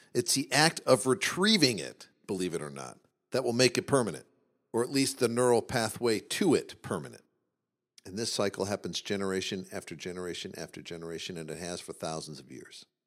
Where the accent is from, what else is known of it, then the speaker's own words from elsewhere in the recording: Midwest, United States; we grew up in the Midwest